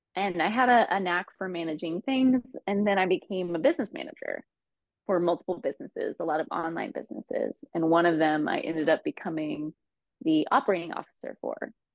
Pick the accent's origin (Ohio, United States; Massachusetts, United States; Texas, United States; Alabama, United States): Ohio, United States; moved away as an adult; also born or lived in Los Angeles; I actually moved back to my home state of Ohio for about a year